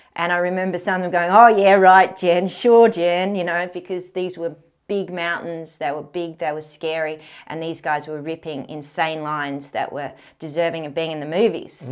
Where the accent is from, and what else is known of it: Canberra, Australian Capital Territory, Australia; born or raised there